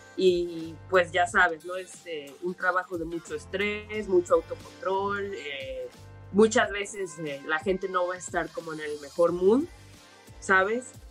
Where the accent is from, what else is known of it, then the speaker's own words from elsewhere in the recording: Mérida, Yucatán, Mexico; soy originaria de Mérida, Yucatán